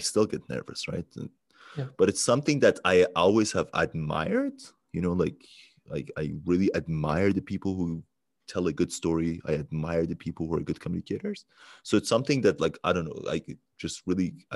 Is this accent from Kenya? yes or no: no; Iran; English is a second language; moved away; in grade 7, I went to school where most of the people were Iranians like me